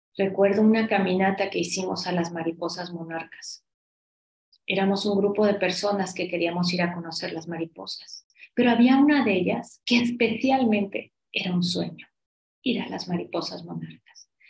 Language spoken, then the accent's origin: Spanish; Mexico; como somos los mexicanos